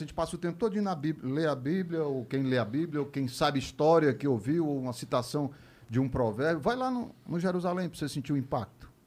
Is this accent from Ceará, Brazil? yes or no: yes; Fortaleza, Ceará, Brazil; moved away; also born or lived in Rio de Janeiro / São Paulo; eu sou de Fortaleza